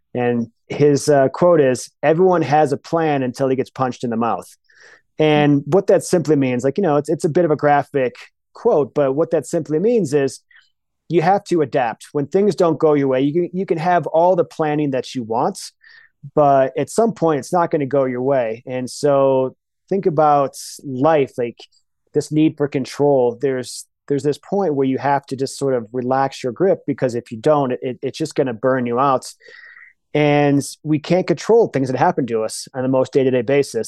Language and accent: English; Michigan, United States; moved away; also born or lived in Colorado; Michigan in the 80s. And that's just how we did it. And it was the most freeing, liberating experience of, of my childhood, just being on bikes